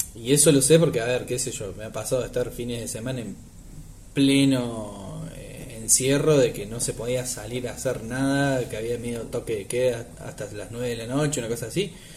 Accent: a town in the interior of Córdoba, Argentina; now in Córdoba, Argentina; yo no soy eh, nativo de Córdoba, sino que soy de un pueblo del interior

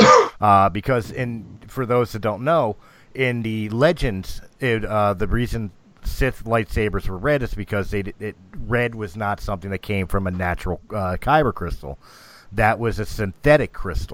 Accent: Philadelphia, Pennsylvania, United States; I grew up in Philly

